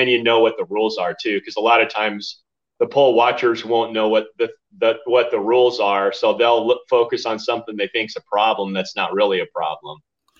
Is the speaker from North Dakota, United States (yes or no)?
no; Garden Grove, California, United States; now in Arizona, United States; I was born in California.